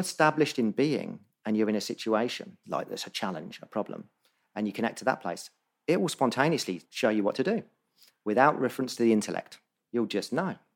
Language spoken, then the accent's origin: English; Northampton, East Midlands, United Kingdom; also born or lived in Bondi, Sydney, Australia; now in Sydney, Australia; Northampton where I grew up in England